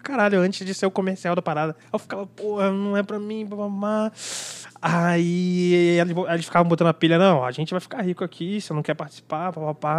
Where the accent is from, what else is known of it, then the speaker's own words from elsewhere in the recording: Nova Friburgo, Rio de Janeiro, Brazil; moved away as an adult; now in São Paulo, Brazil; sou de Nova Friburgo, Rio de Janeiro, né? Mudei pra São Paulo tem seis anos, quase que exato.